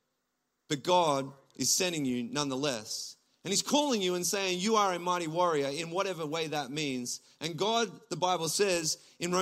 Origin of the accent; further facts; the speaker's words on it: Gippsland, Victoria, Australia; moved away as an adult; now in Toronto, Canada; I'm from Gippsland. I'm a country boy